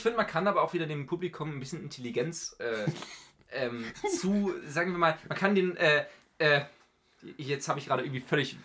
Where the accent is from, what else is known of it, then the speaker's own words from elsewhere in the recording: Northern Germany, Germany; für mich als Norddeutscher